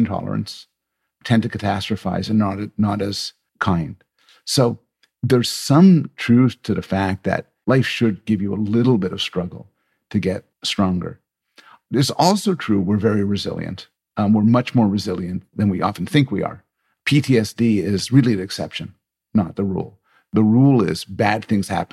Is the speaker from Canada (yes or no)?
yes; Canada; I'm Canadian